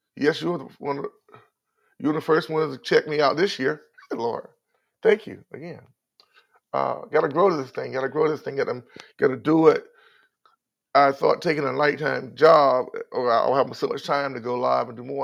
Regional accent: North Carolina, United States; I'm from North Carolina. I'm a Southerner.

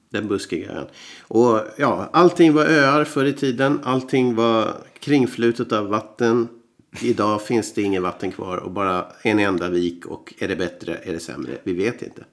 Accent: Umeå, Västerbotten County, Sweden; now in Finland; vi från Umeå, där jag växte upp

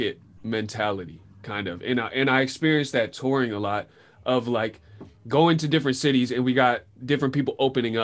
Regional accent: Sebastopol, California, United States; moved away as an adult; also born or lived in Los Angeles; growing up in Sebastopol

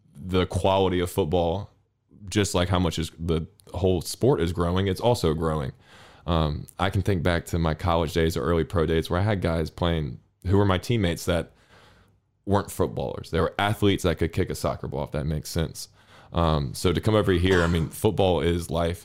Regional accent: North Carolina, United States; moved away as an adult; now in Sundsvall, Sweden; where I grew up specifically, there was three universities: the University of Chapel Hill, NC State, and Duke, and they're all within ten kilometers

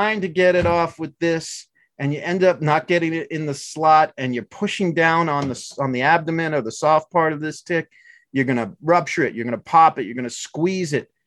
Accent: Maryland, United States; moved away; also born or lived in outside of Boston, Massachusetts; I grew up in Maryland

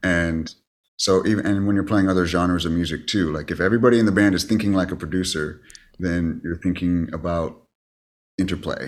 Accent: Bakersfield, California, United States; moved away as an adult; now in Los Angeles, United States; I just studied in my hometown, Ca, uh, at Cal State Bakersfield

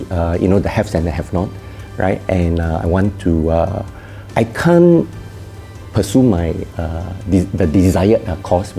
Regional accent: Kuala Pilah, Negeri Sembilan, Malaysia; also born or lived in Seremban, Malaysia; Grew up in a very small town, Kuala Pilang.

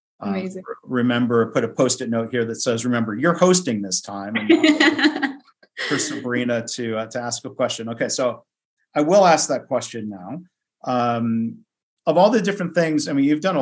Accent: United States; as an American

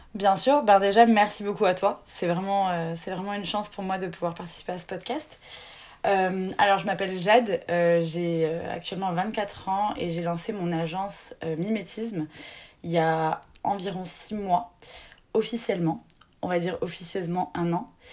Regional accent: near Bordeaux, Nouvelle-Aquitaine, France; moved away as an adult; also born or lived in Marseille; Je viens d'à côté de Bordeaux

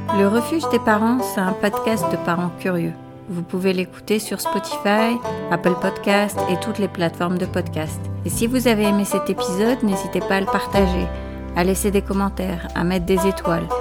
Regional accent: France; moved away as an adult; also born or lived in Agadir, Morocco / London, United Kingdom; now in northern Spain; Je suis née à Agadir au Maroc d'une mère suédoise et d'un père marocain. Et j'ai passé mon adolescence en France, puis j'ai déménagé à Londres pour poursuivre une carrière en finance. Et après pratiquement 17 ans en Angleterre, je vis maintenant principalement dans le nord de l'Espagne.

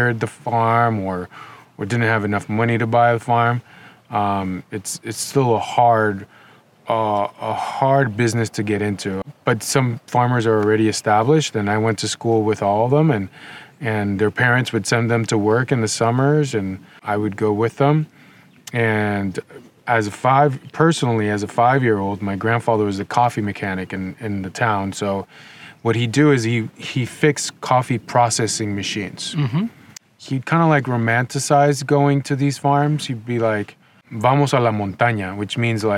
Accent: Nicaragua; moved away as an adult; also born or lived in Los Angeles, United States; now in Ojai, United States; I grew up in Nicaragua. I moved to the United States in 2005

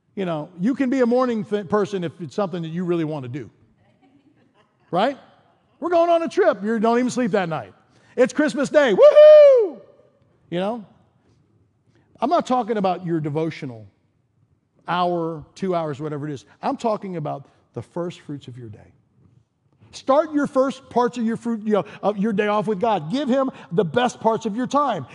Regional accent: East Coast, United States; moved away as an adult; also born or lived in Chicago / Denver; I grew up in the East Coast, and then I spent about ten years in Chicago.

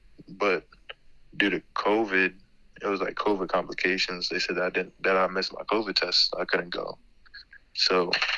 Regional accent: Berry Hall, Maryland, United States; I'm from Berry Hall, Maryland. I grew up in Berry Hall, Maryland most of my life.

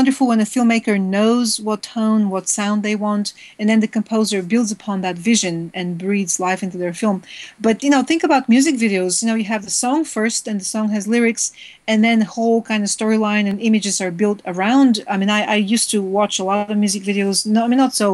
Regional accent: Bulgaria; moved away; I was growing up in Bulgaria

